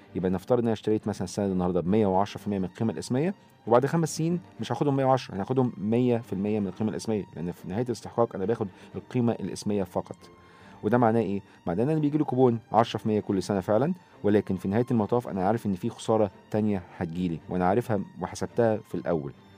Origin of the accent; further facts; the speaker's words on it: Egypt; عندنا في مصر